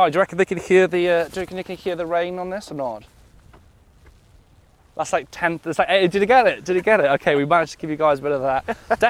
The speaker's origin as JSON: {"language": "English", "town": "Nantgaredig", "region": "Wales", "country": "United Kingdom", "tie": "born or raised there", "said": "I grew up outside Nankeredig."}